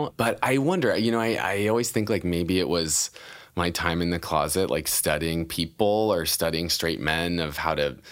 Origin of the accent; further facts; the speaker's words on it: Idaho, United States; I'm from Idaho